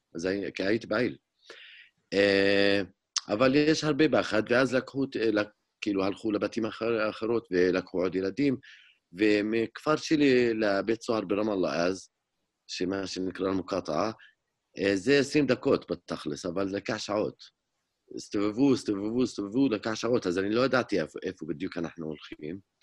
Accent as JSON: {"language": "Hebrew", "town": "Hizma", "country": "Palestine", "tie": "born or raised there", "second_language": "Hebrew", "said": "אני נולדתי וגדלתי באזור ירושלים, דווקא בכפר חזמה, שזה היום מעבר לגדר ההפרדה."}